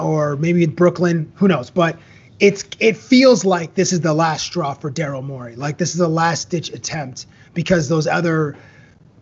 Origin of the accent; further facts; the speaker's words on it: Toronto, Ontario, Canada; moved away as an adult; now in Las Vegas, United States; the Toronto Raptors, obviously, because it's my hometown.